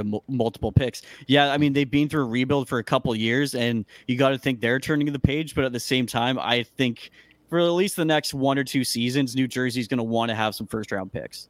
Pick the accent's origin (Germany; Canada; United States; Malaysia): Canada; as a Canadian